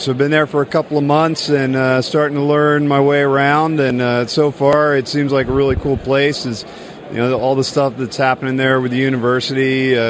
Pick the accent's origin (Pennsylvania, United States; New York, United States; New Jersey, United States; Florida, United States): New Jersey, United States; moved away; I'm from New Jersey